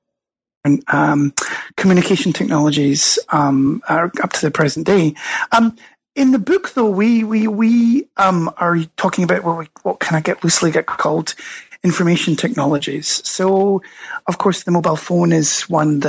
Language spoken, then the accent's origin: English; Scotland, United Kingdom; accent: Scottish; moved away as an adult; also born or lived in United States; now in Stockholm, Sweden; you can probably tell from my accent, I'm Scottish originally, but got swept over, as many people do, to the United States.